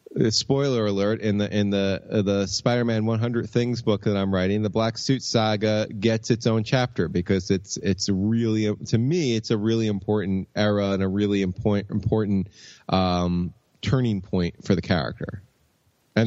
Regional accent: New York, United States; as a New Yorker

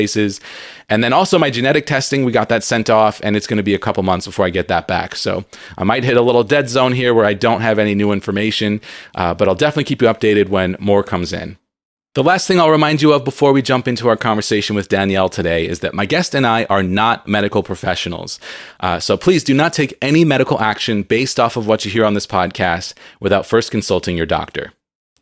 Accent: San Diego, California, United States; I grew up in San Diego and I also went to San Diego State.

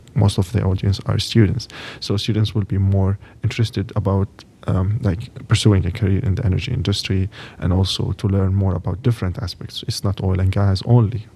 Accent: Lebanon; moved away as an adult; now in Texas, United States; I'm from Lebanon, from Middle East.

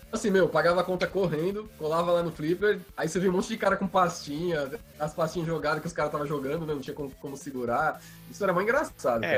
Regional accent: Baixada Santista, São Paulo, Brazil; Eu cresci na, na Baixada Santista

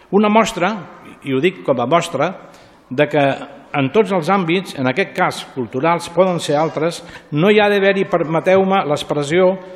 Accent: Ripollet, Catalonia, Spain; Ser regidor del poble vaig néixer i créixer

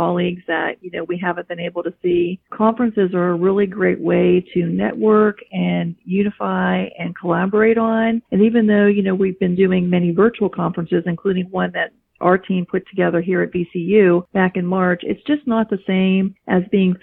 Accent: Italy; So I am from Italy

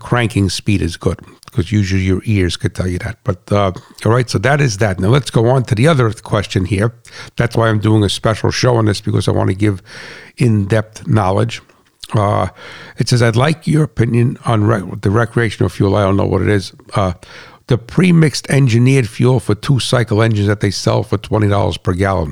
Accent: United States; also born or lived in New Jersey; as a farmer and as an American and as a patriot

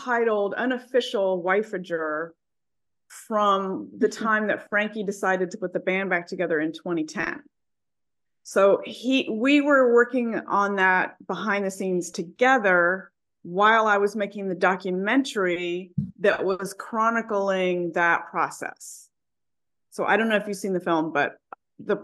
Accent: South Carolina, United States; moved away; also born or lived in New York City; I'm from a small town in South Carolina, and I came from extremely poor circumstances

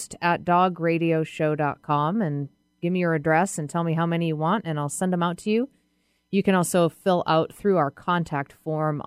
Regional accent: New England, United States; now in Seattle, United States; I grew up in New England.

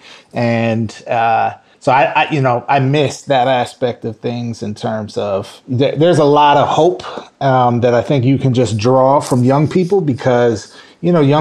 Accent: Minnesota, United States; moved away; I grew up in Minnesota

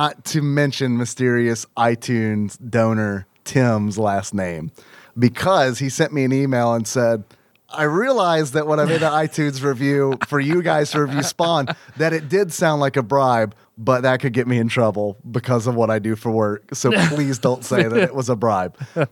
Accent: United States; we're American

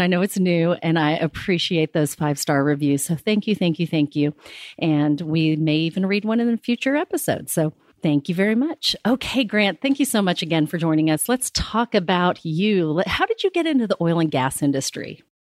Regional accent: California, United States; now in Midland, United States; growing up in California

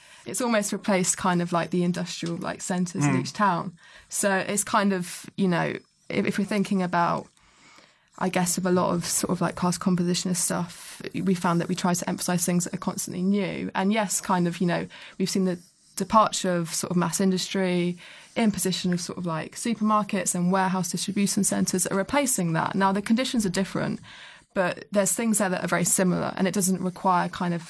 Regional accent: South West England, United Kingdom; Yeah. My hometown.

